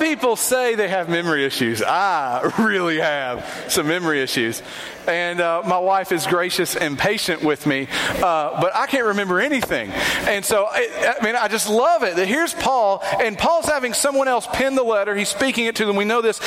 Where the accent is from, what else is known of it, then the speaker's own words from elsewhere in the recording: Kingsport, Tennessee, United States; I'm originally from Kingsport